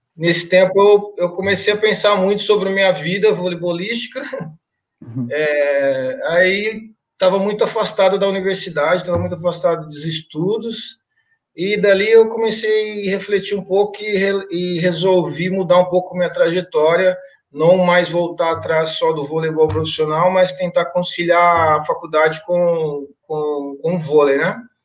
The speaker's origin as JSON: {"language": "Portuguese", "town": "Mirandópolis", "region": "São Paulo", "country": "Brazil", "tie": "born or raised there", "moved": "yes", "said": "na minha cidade natal, né, Mirandópolis"}